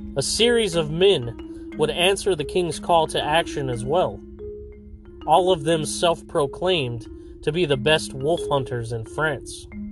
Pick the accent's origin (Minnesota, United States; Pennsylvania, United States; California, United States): California, United States; Fresno; from right here in Fresno, California, my hometown